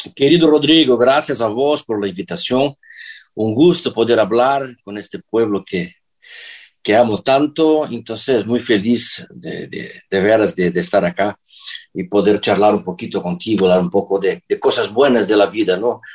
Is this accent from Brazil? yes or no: yes; Brazil; Spanish is a second language; moved away as an adult; now in Lisbon, Portugal; en el sur de Brasil, que es mi tierra